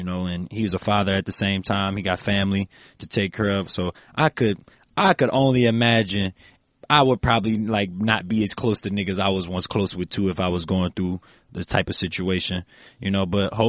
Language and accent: English; the South, United States; No, I'm just telling you, we come from the South.